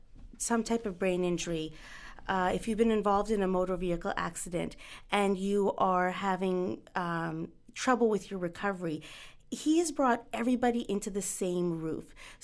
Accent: Punjab, India; Being Indian and Punjabi myself, I shouldn't butcher the last name.

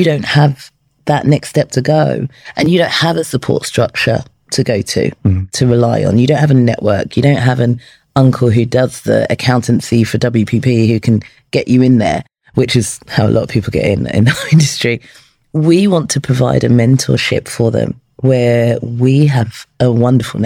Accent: London, United Kingdom; when I was 16 from Peckham

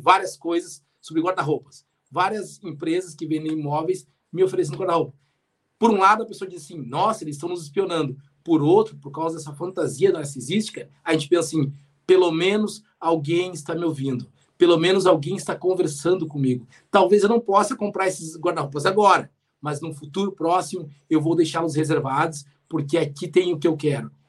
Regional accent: Rio Grande, Rio Grande do Sul, Brazil; quando eu era pequeno, lá em Rio Grande, lá na Praia do Cassino

